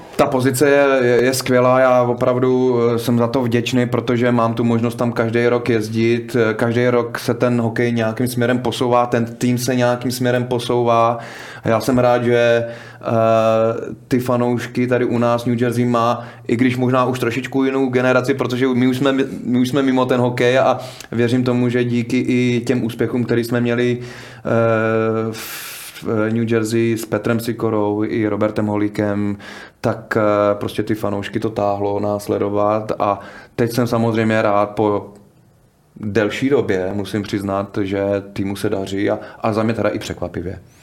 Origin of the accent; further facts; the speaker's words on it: Czechia; u nás v Čechách